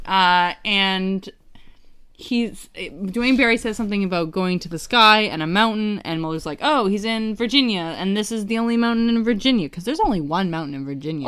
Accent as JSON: {"language": "English", "country": "Canada", "said": "as a Canadian"}